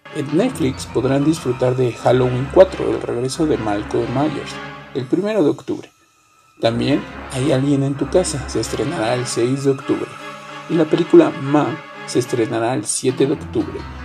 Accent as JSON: {"language": "Spanish", "country": "Mexico", "said": "mi país, México"}